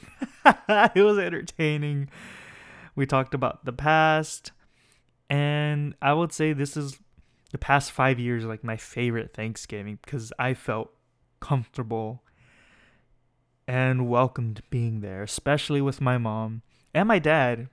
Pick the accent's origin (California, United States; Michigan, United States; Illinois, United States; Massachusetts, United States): California, United States; Escondido; moved away as an adult; now in Pomona, United States; I'm from San Diego, city called Escondido. but I'm living up here for school